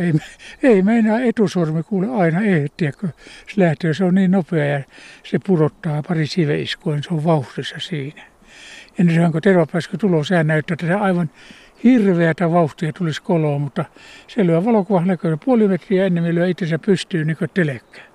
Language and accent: Finnish; Ostrobothnia, Finland; now in Kuusamo, Finland; Mulla kotona Pohjanmaalla